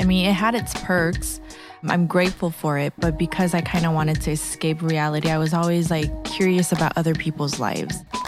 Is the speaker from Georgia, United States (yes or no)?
no; Los Angeles, California, United States; moved away as an adult; also born or lived in San Francisco; I was born and raised in Los Angeles, and I moved around a lot. I grew up in downtown L